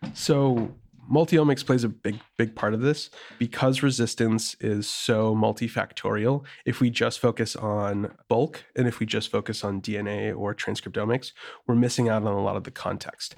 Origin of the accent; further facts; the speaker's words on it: Wisconsin, United States; moved away as an adult; also born or lived in St. Louis, Missouri; now in Bay Area, United States; I'm from Wisconsin originally, and it's, it's a very purple state. And so when I was growing up, uh, I was more in the rural area.